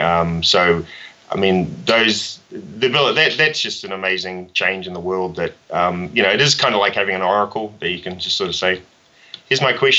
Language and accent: English; New Zealand; when I grew up in New Zealand, you know, starting your own business, at least for me, was not even, you know, it was get a job